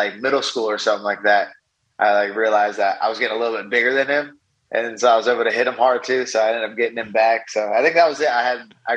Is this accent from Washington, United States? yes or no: yes; Vancouver, Washington, United States; I grew up in Vancouver, Washington.